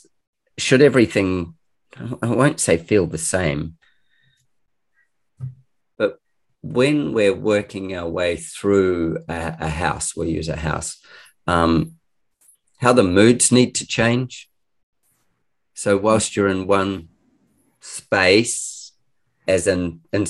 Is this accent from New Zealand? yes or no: yes; New Zealand; moved away as an adult; also born or lived in Christchurch; now in Australia; I'm a Kiwi, and I've moved to Australia about 20 something years ago